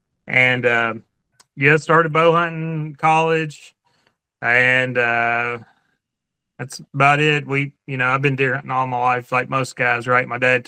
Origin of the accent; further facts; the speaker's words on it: Tennessee, United States; moved away as an adult; also born or lived in southern Indiana; now in Indiana, United States; I live in southern Indiana. I was born and raised in Tennessee. Moved up here. I guess we've been up here 9 years now. We really like southern Indiana.